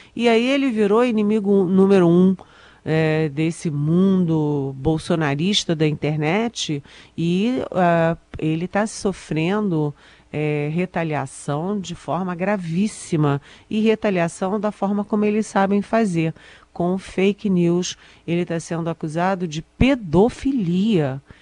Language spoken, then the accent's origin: Portuguese; Brasília, Federal District, Brazil; eu sou de Brasília, eu sou aqui do Cerrado